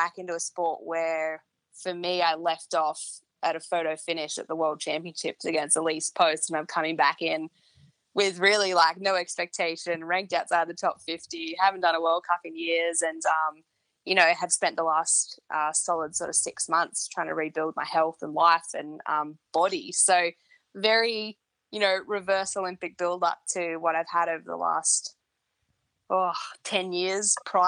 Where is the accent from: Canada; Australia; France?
Australia; Canberra, Australian Capital Territory; my hometown, Canberra